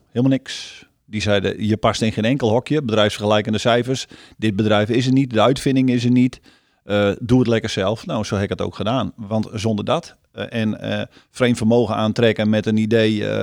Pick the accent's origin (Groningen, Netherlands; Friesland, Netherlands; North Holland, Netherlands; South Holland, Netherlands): Friesland, Netherlands; ik ben een Fries